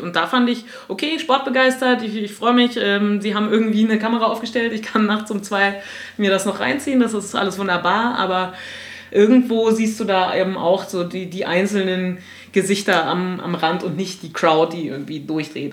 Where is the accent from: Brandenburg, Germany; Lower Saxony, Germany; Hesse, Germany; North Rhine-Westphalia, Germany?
Brandenburg, Germany; Potsdam; ich bin eine gebürtige Potsdamerin